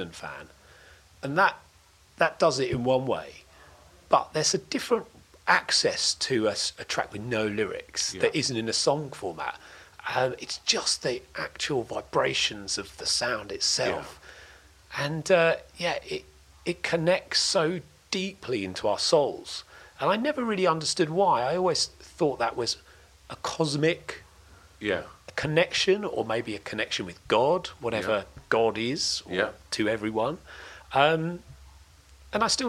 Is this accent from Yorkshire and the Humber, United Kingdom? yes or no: no; Crayford, London, United Kingdom; also born or lived in Dartford; I was born in Dartford Hospital, and grew up in a place called Crayford